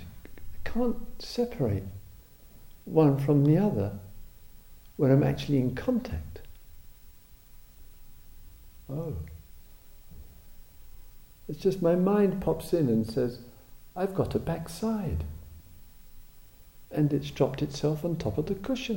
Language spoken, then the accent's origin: English; England, United Kingdom; I'm an Englishman, German, etc.